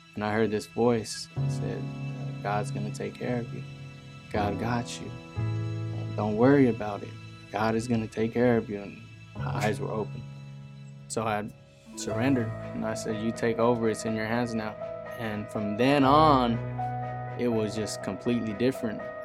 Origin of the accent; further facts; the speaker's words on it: San Jose, California, United States; I'm from Eastside San Jose. I grew up in a broken home